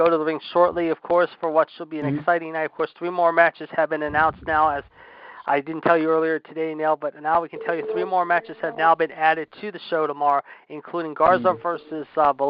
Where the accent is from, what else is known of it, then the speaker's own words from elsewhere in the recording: Pittsburgh, Pennsylvania, United States; we'll be coming to you live from my hometown of Pittsburgh at the PPG Paints Arena.